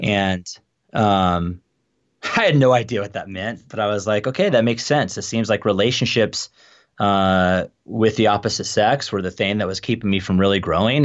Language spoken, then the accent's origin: English; Phoenix, Arizona, United States; moved away as an adult; also born or lived in Tucson, Arizona; now in Spokane, United States; I grew up in Phoenix